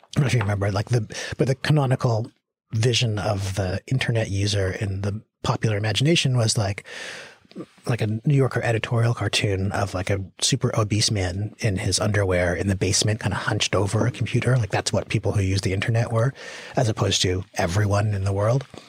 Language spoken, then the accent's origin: English; Victoria, British Columbia, Canada; I grew up in Victoria, British Columbia